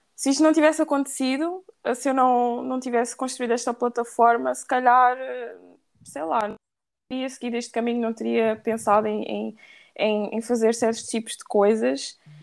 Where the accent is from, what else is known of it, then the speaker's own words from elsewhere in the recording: Portugal; eu nasci em Portugal, mas os meus pais são da Guiné-Bissau